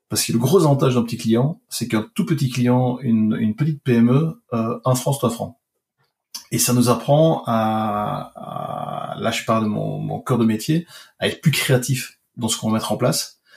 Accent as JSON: {"language": "French", "country": "Belgium", "said": "moi je viens de Belgique"}